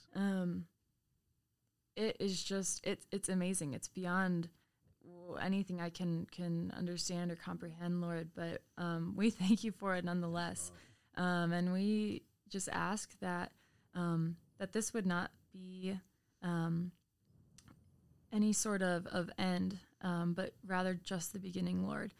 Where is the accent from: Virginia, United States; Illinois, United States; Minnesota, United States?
Illinois, United States; Chicago; moved away; … and I are actually both from the suburbs of Chicago